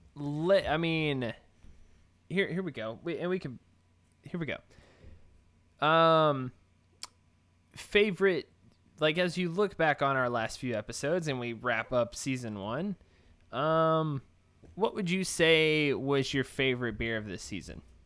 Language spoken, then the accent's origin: English; Texas, United States; I'm from Texas.